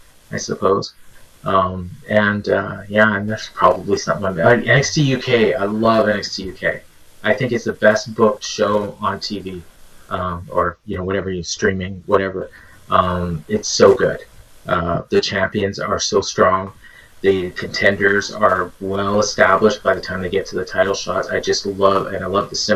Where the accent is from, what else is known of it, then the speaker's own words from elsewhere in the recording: Canada; I'm Canadian